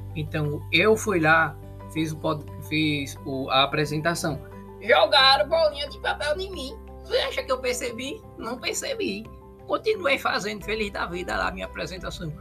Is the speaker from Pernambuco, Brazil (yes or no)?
yes; Pernambuco, Brazil; accent: nordestino; da minha terra, de Pernambuco